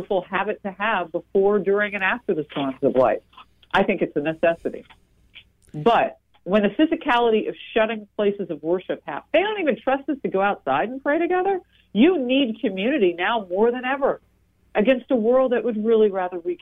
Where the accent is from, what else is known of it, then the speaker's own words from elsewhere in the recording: New Jersey, United States; In my home state of New Jersey